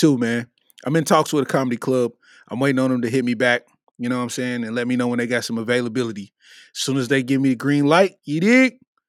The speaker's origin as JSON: {"language": "English", "town": "Detroit", "region": "Michigan", "country": "United States", "lives_now": "Louisville, United States", "said": "So I'm from Detroit, but I've been living in Louisville for 7 years."}